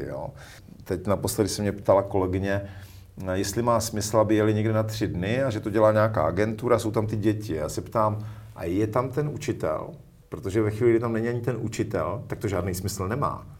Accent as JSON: {"language": "Czech", "town": "Zábřeh", "region": "Olomouc Region", "country": "Czechia", "tie": "born or raised there", "said": "já jsem se narodil v Zábřeze na Moravě, vyrůstal jsem v lesích od dětství"}